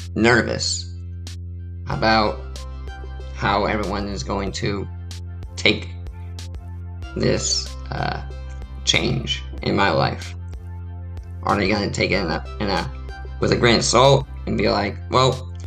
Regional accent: San Diego, California, United States; moved away as an adult; also born or lived in Ramona, California / Ohio / Maine; I grew up in San Diego, California my whole life

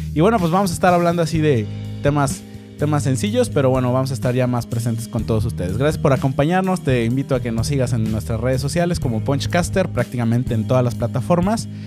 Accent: Mexico

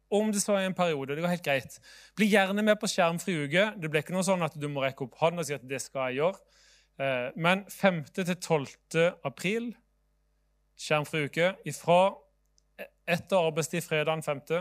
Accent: Southern Norway, Norway; Kanskje fordi jeg er sørlending kan være litt langsomme.

